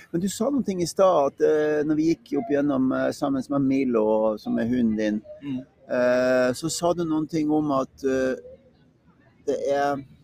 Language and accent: Norwegian; Northern Norway, Norway; Jeg kommer jo fra Nord-Norge